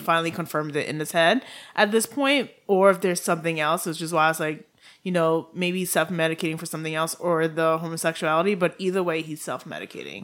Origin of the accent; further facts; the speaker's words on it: Haiti; accent: Haitian; my Haitian accent